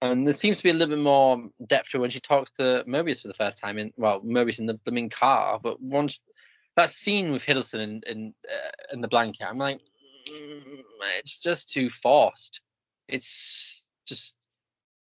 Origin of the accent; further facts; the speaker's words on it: United Kingdom; because obviously I grew up around, like, being British